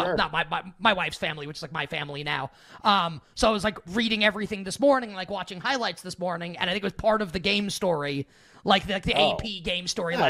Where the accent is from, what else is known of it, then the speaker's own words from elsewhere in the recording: New York, United States; we're from New York.